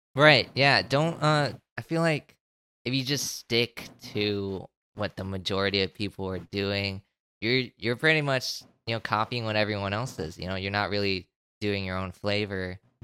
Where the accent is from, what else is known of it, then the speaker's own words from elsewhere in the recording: Florida, United States; I've been living in one state my entire life